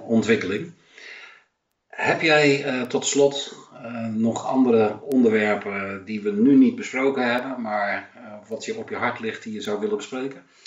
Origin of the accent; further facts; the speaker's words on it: Amsterdam, North Holland, Netherlands; now in Texel, Netherlands; ik woon op Texel, maar ik ben in Amsterdam geboren